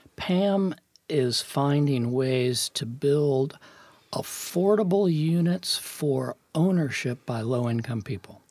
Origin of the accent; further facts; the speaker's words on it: New York City, New York, United States; I was born in Brooklyn, New York